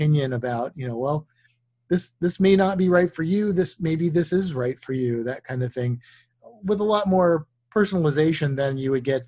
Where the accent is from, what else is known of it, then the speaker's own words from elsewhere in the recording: Missouri, United States; moved away; also born or lived in Florida; I grew up in Missouri